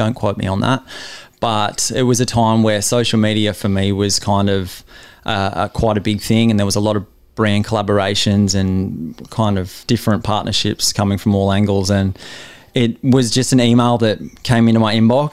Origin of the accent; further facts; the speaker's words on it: Newcastle, New South Wales, Australia; growing up in Newcastle and surfing our, you know, world-class beaches